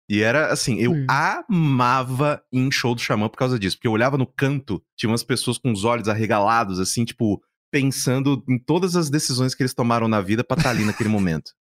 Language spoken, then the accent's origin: Portuguese; Mococa, São Paulo, Brazil; moved away; eu morava no interior, né, sou de Mococa